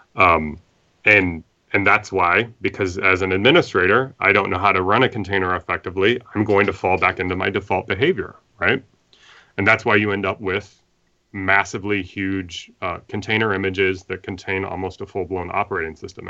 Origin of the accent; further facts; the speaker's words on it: Midwest, United States; I'm from the Midwest, so, uh, we're in flyover country, and I've always lived in the Midwest.